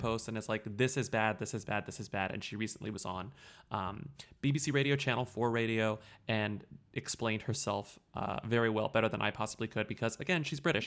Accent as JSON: {"language": "English", "country": "United States", "said": "an American"}